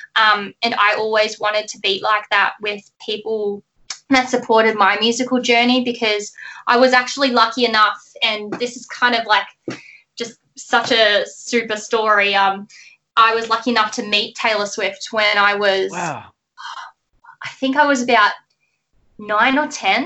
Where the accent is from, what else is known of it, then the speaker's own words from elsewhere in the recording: Melbourne, Victoria, Australia; where I grew up, um, Melbourne, Australia is right at the bottom of, of Australia. So that's where I've grown up